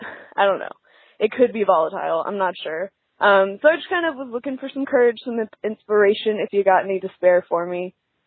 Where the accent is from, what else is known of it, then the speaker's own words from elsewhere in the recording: Dallas, Texas, United States; I'm from Texas, so it's a little conservative and religious down here. And also, I just recently moved back home with them, so now I'm living in close quarters with them